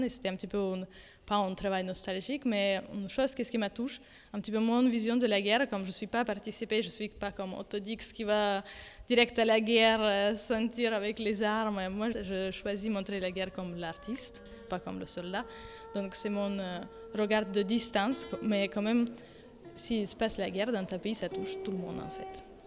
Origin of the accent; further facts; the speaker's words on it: Ukraine; French is a second language; now in Paris, France; Je suis ukrainienne et je suis artiste et plutôt peinture et dessin. Et euh, je travaille maintenant et habite à Paris